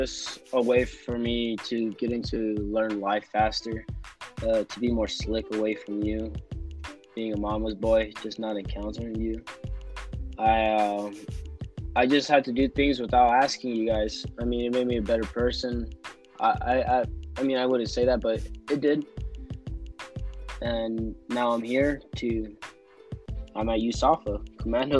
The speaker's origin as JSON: {"language": "English", "town": "Tucson", "region": "Arizona", "country": "United States", "also_born_or_lived": "Loma Linda, California", "said": "I was born in Loma Linda, California, but I am from Tucson, Arizona"}